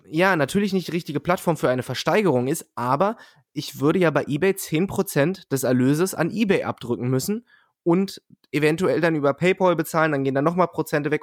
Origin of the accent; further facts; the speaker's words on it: Peine, Lower Saxony, Germany; Peine, wo ich herkomme